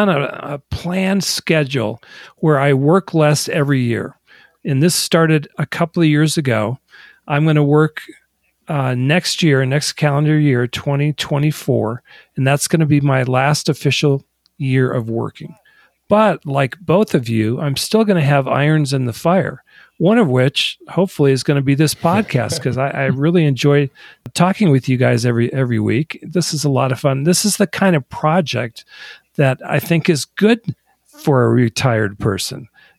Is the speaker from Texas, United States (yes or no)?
no; Michigan, United States; also born or lived in Delaware / California; which is why I was born in Delaware, raised for 10 years in Michigan, and then ended up in California.